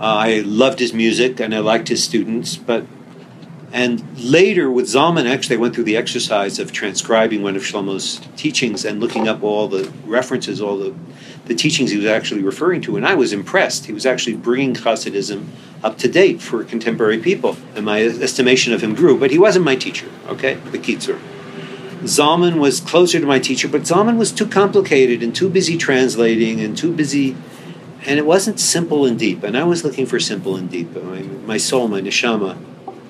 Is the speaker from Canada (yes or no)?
yes; Winnipeg, Manitoba, Canada; moved away as an adult; now in Jerusalem, Israel; I'm from Winnipeg